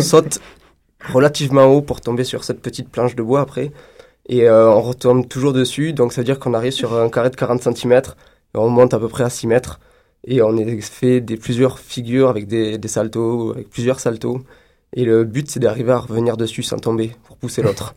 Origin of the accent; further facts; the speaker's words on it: France; now in Montreal, Canada; je suis français